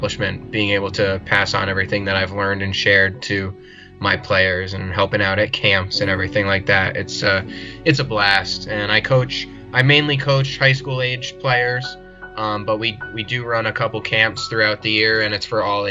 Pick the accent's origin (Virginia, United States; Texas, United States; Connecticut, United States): Connecticut, United States; I'm from Connecticut. I'm kind of near Mohegan Sun and Foxwoods Casinos